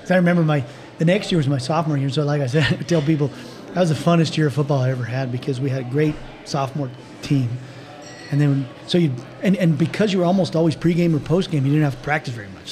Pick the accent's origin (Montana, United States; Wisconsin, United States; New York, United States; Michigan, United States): Montana, United States; Butte; growing up in Butte